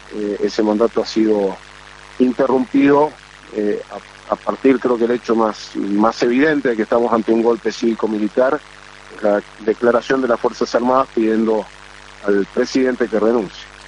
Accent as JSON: {"language": "Spanish", "country": "Argentina", "said": "como argentino"}